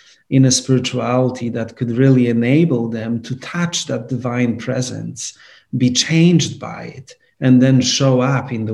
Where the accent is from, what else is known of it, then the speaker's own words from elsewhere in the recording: Poland; now in New York, United States; I grew up in Poland.